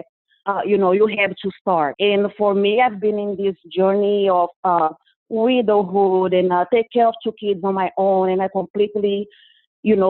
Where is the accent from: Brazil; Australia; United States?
Brazil; English is a second language; moved away as an adult; I am originally from Brazil. You probably noticed a lot of accent in my speech. But I've been living here